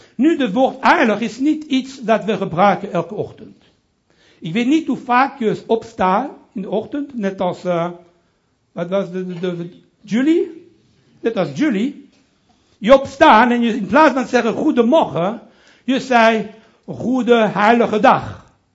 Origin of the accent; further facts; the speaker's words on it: Brussels, Brussels-Capital Region, Belgium; accent: French; first language French; Dutch is a second language; moved away as an adult; also born or lived in Italy (ancestry); now in Amsterdam, Netherlands; ik ben Italiaans, opgegroeid in Brussel